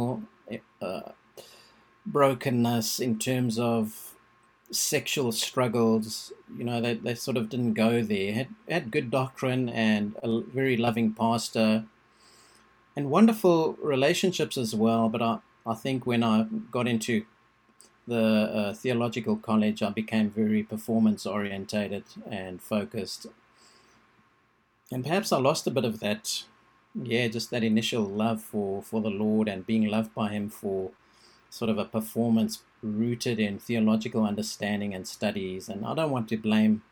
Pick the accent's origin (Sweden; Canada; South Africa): South Africa; I was born in South Africa